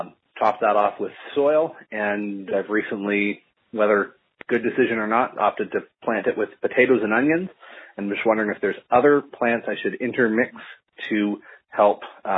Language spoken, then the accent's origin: English; Ontario, Canada; I'm from Ontario, Canada